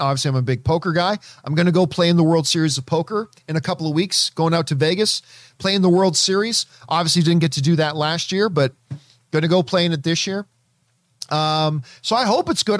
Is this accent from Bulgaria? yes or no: no; Canada; I'm Canadian and, and Italian